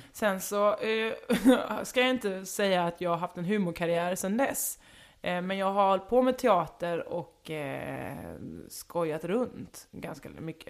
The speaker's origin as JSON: {"language": "Swedish", "town": "Halmstad", "region": "Halland County", "country": "Sweden", "tie": "born or raised there", "also_born_or_lived": "western Småland", "moved": "yes", "said": "var uppvuxen i västra Småland, bodde i Halmstad, då, mina, eh, identitetsbyggande år"}